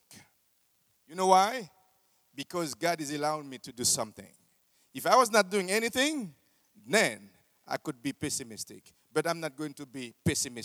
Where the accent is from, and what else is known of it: Haiti